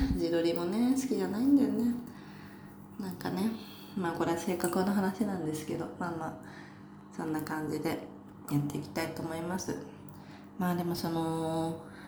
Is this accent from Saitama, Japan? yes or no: yes; Saitama, Japan; born or raised there; now in Tokyo, Japan